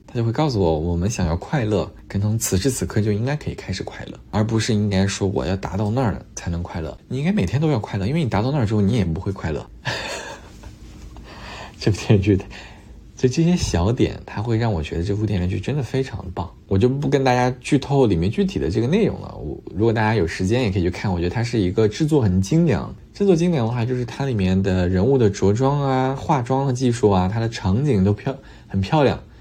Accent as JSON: {"language": "Chinese", "country": "China", "said": "我们作为中国人"}